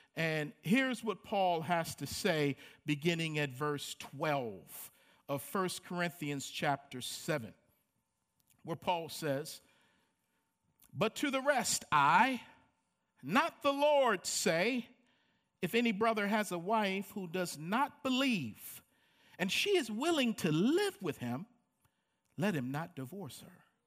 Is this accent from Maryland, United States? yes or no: yes; Baltimore, Maryland, United States; Growing up in Baltimore, Maryland, um, of a lower middle income family